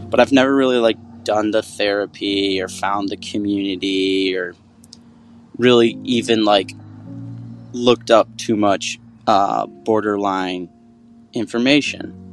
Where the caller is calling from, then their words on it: Grand Rapids, Michigan, United States; from Grand Rapids, Michigan. I'm 30 years old